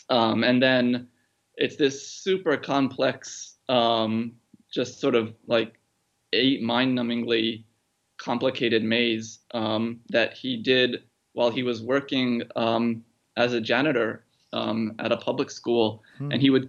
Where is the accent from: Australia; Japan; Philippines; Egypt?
Japan; Tokyo; also born or lived in Brooklyn, United States; I was born in New York, actually. I was born in Brooklyn, and then my parents moved over to Tokyo when I was one.